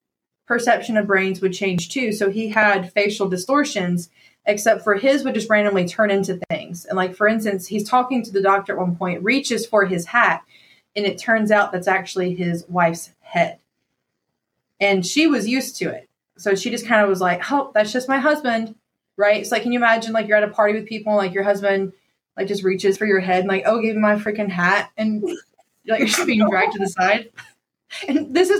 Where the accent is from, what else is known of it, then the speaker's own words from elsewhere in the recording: Upson County, Georgia, United States; I went to school in Upson County